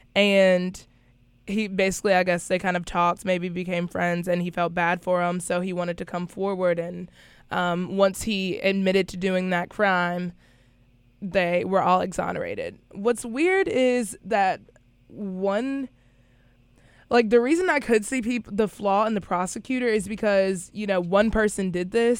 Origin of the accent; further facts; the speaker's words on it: North Carolina, United States; now in South Carolina, United States; I am from North Carolina, so I could also not be used to the South Carolina heat